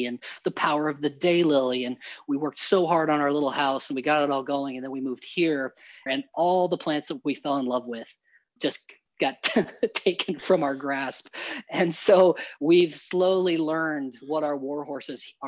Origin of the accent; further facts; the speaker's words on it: Eastern Colorado, United States; … and I grew up in Eastern Colorado, which is a dry desert